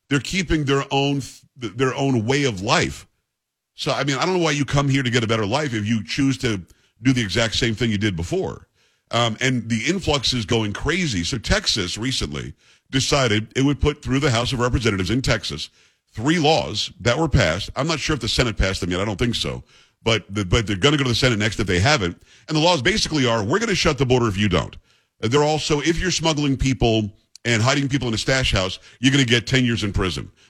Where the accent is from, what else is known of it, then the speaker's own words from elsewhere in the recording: England, United Kingdom; I'm, thinking Genoa for some reason because I'm English